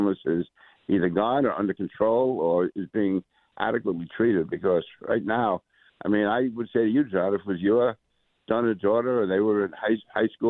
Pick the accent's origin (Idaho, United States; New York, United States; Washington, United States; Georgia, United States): New York, United States; New York City; I grew up in Queens